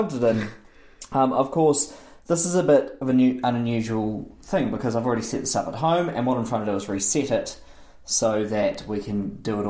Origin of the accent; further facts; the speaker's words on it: New Zealand; accent: New Zealand; my New Zealand accent